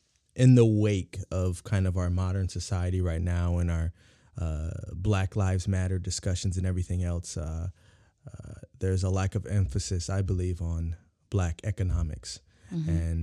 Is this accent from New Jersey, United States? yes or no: no; San Diego, California, United States; You know, growing up in San Diego, California is, SoCal is gang heavy.